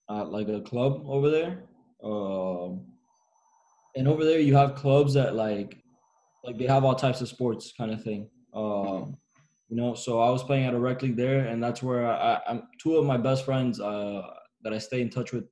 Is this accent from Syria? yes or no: no; Argentina; moved away; also born or lived in Miami, United States; my hometown club, River